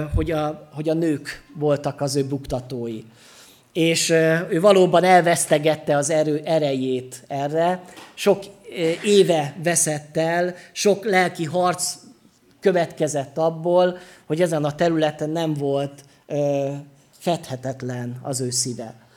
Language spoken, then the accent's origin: Hungarian; Sopron, Győr-Moson-Sopron, Hungary; Soproni vagyok, úgyhogy jó bortermelő vidék